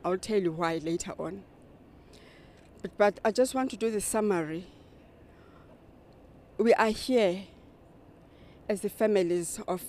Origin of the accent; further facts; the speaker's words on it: East London, Eastern Cape, South Africa; from South Africa. I'm from the Eastern Cape, East London.